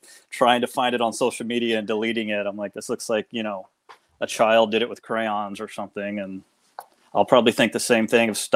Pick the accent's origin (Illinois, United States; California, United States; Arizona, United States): Illinois, United States; Southern; I'm originally from Southern Illinois, about 30 minutes from the infamous Snake Road